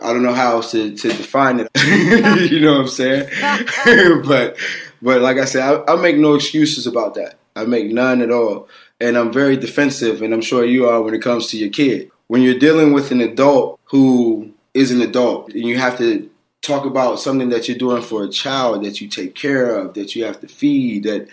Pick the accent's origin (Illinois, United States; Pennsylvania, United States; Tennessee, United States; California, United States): Pennsylvania, United States; Aliquippa; The high school from my hometown